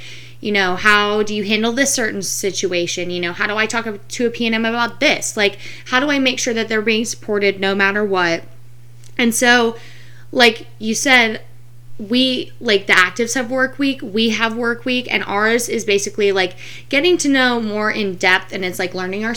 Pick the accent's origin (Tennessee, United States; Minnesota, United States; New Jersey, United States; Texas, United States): Texas, United States; Fort Worth; now in St. Petersburg, United States; I'm originally from Fort Worth, Texas, but now I live in St. Petersburg, Florida